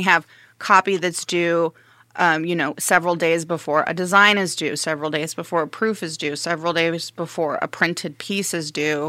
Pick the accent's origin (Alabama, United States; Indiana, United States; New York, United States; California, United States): Indiana, United States; Evansville; also born or lived in Arizona / Nevada / Carmel, Indiana; now in Fort Wayne, United States; Evansville, Indiana, for the rest of my youth and teenage years, and then Carmel for my senior year